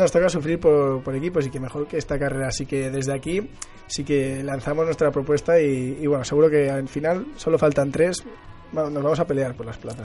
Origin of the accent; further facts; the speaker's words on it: Barcelona, Catalonia, Spain; yo que soy de Barcelona